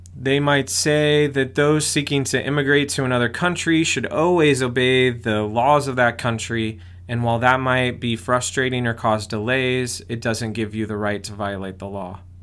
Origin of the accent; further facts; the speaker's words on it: United States; I'm an American too.